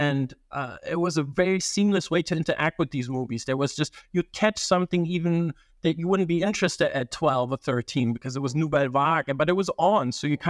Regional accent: Germany; also born or lived in Italy; You know, growing up in Germany and Italy, we didn't have, sometimes it would be delayed

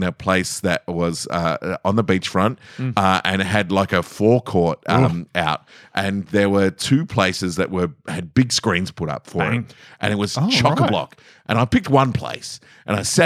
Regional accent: Australia; I'm Australian.

